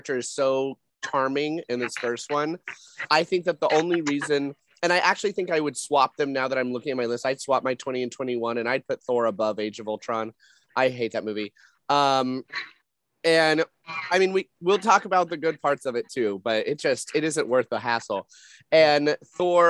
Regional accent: New Mexico, United States; I'm from New Mexico

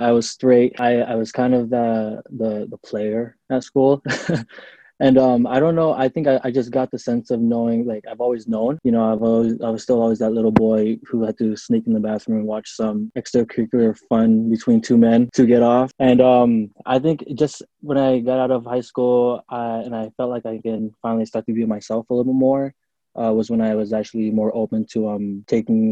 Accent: Seattle, Washington, United States; moved away as an adult; also born or lived in Long Beach, California; now in Las Vegas, United States; I was born in Long Beach, California, but I was raised my whole life in Seattle. Seattle is basically all I've ever known

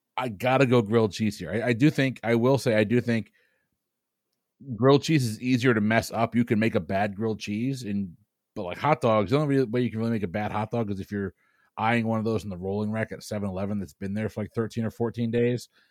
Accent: New England, United States; I'm from New England

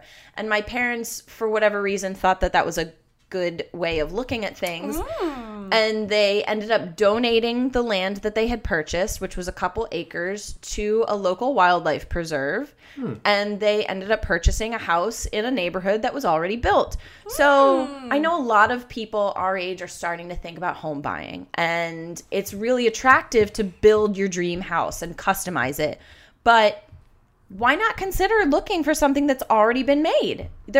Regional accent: Florida, United States; And for a time, I grew up in Florida, but they wanted to sell that house and like get their own property.

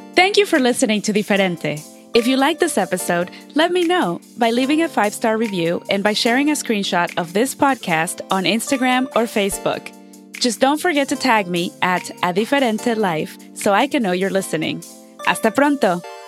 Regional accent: Mexico; moved away; When I was growing up in Mexico, I never thought of myself as a person of color

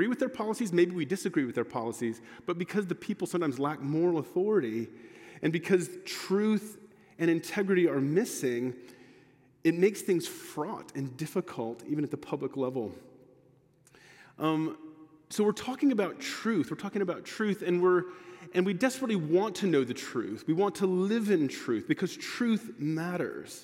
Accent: United States; I'm American

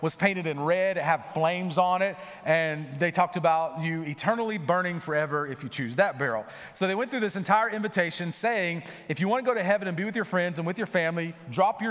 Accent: North Florida, United States; moved away; we grew up in the deep South, so we're in North Florida

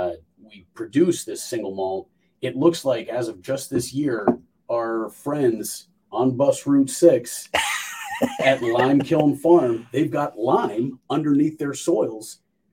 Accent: New Scotland, New York, United States; We're all a bunch of New Scots from New Scotland.

